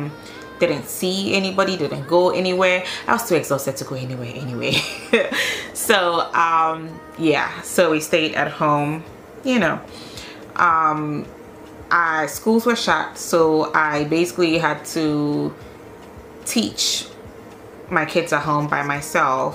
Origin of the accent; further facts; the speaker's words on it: Ghana; now in Denmark; I'm Ghanaian